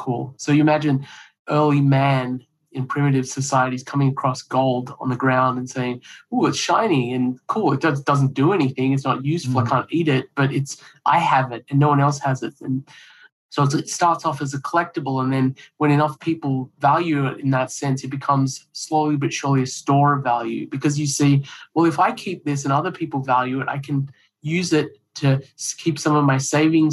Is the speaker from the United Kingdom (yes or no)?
no; Australia; moved away as an adult; also born or lived in India / New Hampshire; now in United States; I grew up in Australia